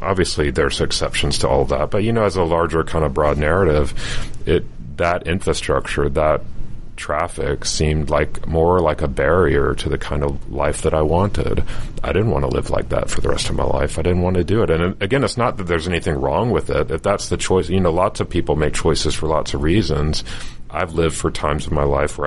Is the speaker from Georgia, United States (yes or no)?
yes; Chamblee, Georgia, United States; also born or lived in Atlanta, Georgia / Paris, France; I grew up in Chamblee and we could hear the train at night